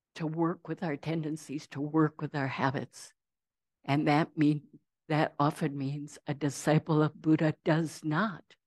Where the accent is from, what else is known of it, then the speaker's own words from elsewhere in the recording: Saint Paul, Minnesota, United States; I grew up in Saint Paul.